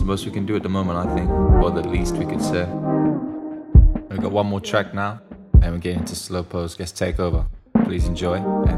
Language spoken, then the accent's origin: English; Birmingham, West Midlands, United Kingdom; my hometown Birmingham